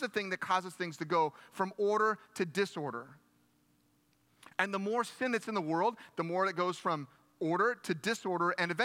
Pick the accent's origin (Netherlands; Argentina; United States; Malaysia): United States; I am very glad that I'm American. I am so thankful that I'm American